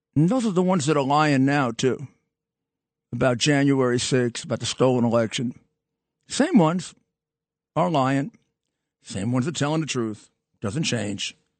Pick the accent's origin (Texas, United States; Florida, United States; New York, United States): New York, United States; New York City